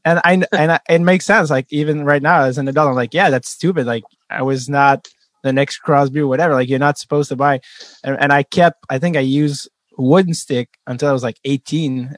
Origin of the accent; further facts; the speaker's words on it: Montreal, Quebec, Canada; as a French Canadian kid growing up in Montreal